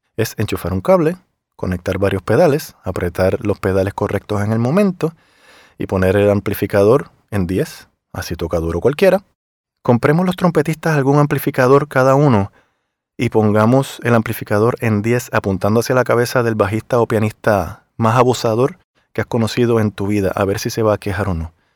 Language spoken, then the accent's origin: Spanish; Puerto Rico; moved away as an adult; also born or lived in Miami; Yo obviamente vengo de Puerto Rico